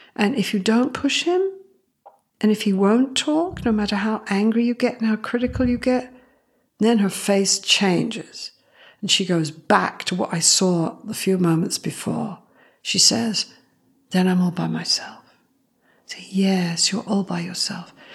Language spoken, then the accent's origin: English; Canada; I am Canadian, I'm very proud of it